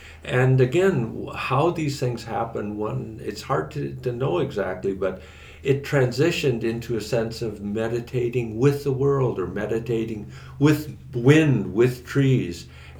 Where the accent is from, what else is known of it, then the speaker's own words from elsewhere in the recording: North Dakota, United States; moved away as an adult; But I come from North Dakota, so she gestures to me. I should stand up. I grew up leaning against the wind. So I come from a hunting family where the meat came to the table.